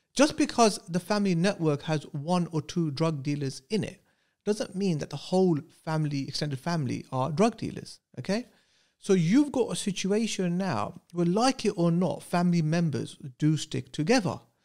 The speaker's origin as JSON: {"language": "English", "town": "Luton", "region": "East of England", "country": "United Kingdom", "tie": "born or raised there", "said": "I went to Denby uh, infants in junior school, which is predominantly Asians because they're now Asian areas. And in Luton at that time"}